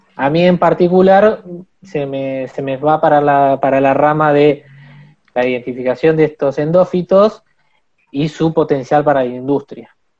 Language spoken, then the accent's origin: Spanish; Buenos Aires, Argentina; moved away as an adult; now in Esquel, Argentina; yo nací en Buenos Aires, en, el barrio de Buedo. Eh, y me vine hace más o menos ocho años